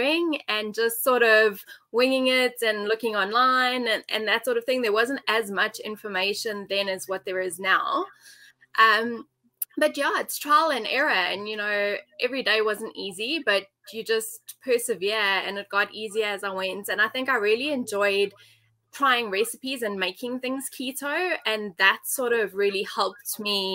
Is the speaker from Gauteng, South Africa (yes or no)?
yes; Johannesburg, Gauteng, South Africa; So I'm from Johannesburg, South Africa. I've lived here my whole life.